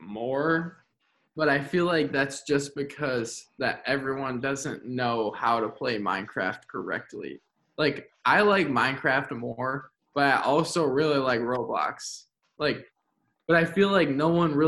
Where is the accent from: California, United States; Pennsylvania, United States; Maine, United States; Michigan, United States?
Michigan, United States; Kalamazoo; I come from the Kalamazoo public school system, and so with that, I've gone K through 12